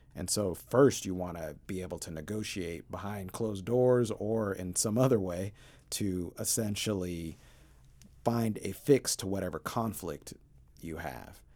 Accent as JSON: {"language": "English", "town": "Portland", "region": "Oregon", "country": "United States", "tie": "born or raised there", "also_born_or_lived": "Denver, Colorado", "said": "I grew up initially in Denver and then later in Portland"}